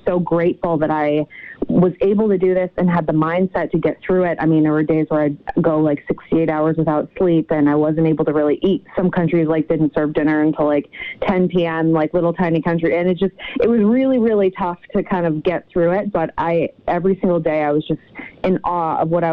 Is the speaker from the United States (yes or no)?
yes; Connecticut, United States; I'm from Connecticut originally.